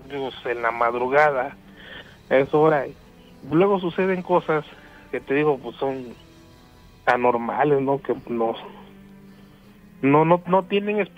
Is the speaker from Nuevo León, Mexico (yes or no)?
no; Río Blanco, Veracruz, Mexico; yo soy de Río Blanco, Veracruz, este vivo a una cuadra y media de un río, del río La Carbonera.